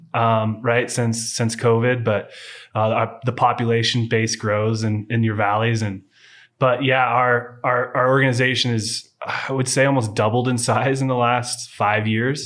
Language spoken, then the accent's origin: English; Walla Walla, Washington, United States; moved away; I was born in Walla Walla, Washington, before it was wine country